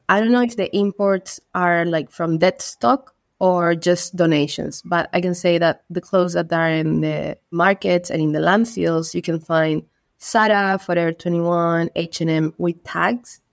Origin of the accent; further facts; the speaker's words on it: Iquique, Tarapacá, Chile; English is a second language; also born or lived in London; I'm from Iquique. Iquique is a city located in the north of Chile, placed in the Atacama Desert